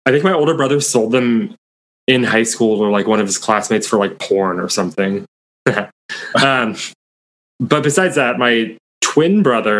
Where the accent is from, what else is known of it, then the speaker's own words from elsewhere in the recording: Beaverton, Oregon, United States; Beaverton? The suburbs